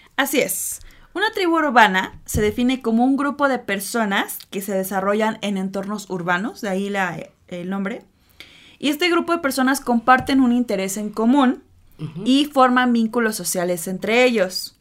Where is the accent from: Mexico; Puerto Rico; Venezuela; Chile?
Mexico; la cultura que tenemos como mexicanos